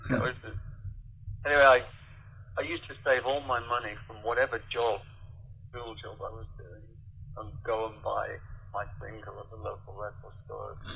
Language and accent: English; Wigan, North West England, United Kingdom; one of the big clubs was in my hometown in Wigan